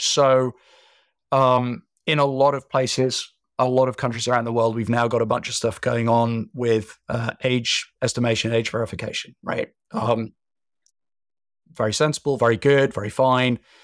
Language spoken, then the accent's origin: English; United Kingdom; being British